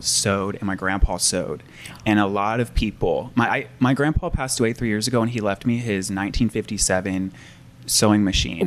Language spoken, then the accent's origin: English; Portland, United States; I grew up in Portland